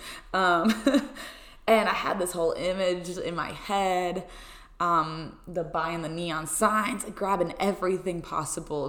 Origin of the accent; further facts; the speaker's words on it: Pennsylvania, United States; moved away as an adult; now in Rhode Island, United States; my parents traveled home from Pennsylvania. So they traveled from my hometown to come here to Rhode Island to help me move